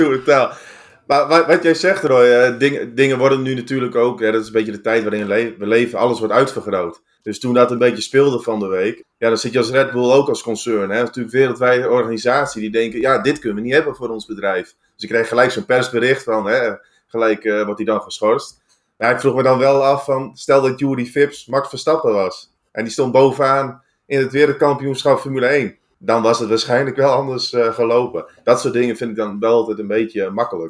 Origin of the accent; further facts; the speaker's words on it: Netherlands; wij uit Nederland komen